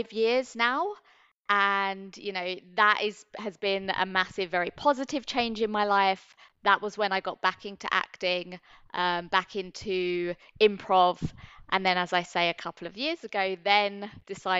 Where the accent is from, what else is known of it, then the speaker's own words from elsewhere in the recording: London, United Kingdom; moved away as an adult; now in Singapore; I'm from the UK originally. I'm from London, born and bred